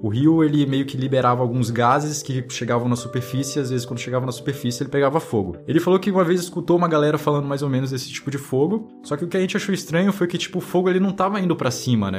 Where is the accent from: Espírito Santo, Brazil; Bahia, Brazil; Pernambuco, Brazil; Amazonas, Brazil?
Amazonas, Brazil; Manaus; Eu sou de Manaus, Amazonas